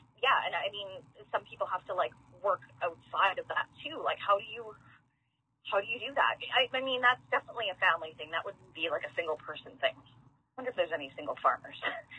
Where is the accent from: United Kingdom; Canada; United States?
Canada; Manitoba; I'm not saying that Manitoba is, you know, we're not homogenous.